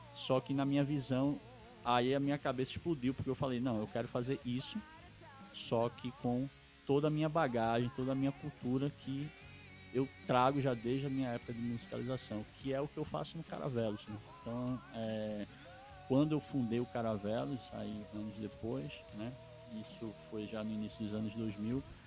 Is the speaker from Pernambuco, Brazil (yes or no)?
yes; Recife, Pernambuco, Brazil; eu sou natural de Recife Pernambuco e eu cresci dentro de uma família muito musical